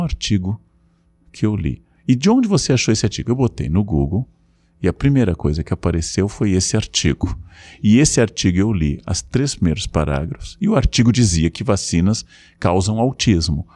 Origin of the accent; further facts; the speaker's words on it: Rio Grande do Sul, Brazil; como eu entrava no circo Tupi na minha infância, no Rio Grande do Sul.